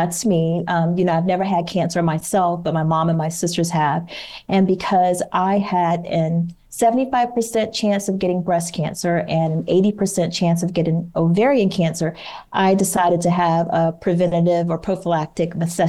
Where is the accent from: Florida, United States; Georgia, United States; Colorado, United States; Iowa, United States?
Georgia, United States; also born or lived in Washington, D.C.; And so my husband retired here in the Atlanta area, but we're actually from Georgia. So it all worked out. So we essentially came home when he retired.